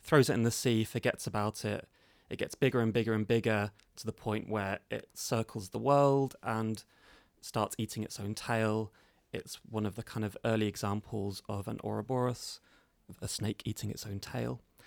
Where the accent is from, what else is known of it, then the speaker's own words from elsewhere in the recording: London, United Kingdom; modern London, uh, which is my hometown